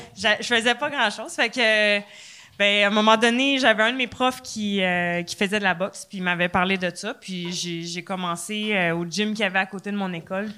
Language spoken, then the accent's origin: French; Trois-Rivières, Quebec, Canada; moved away; also born or lived in Laval; je viens de Trois-Rivières à base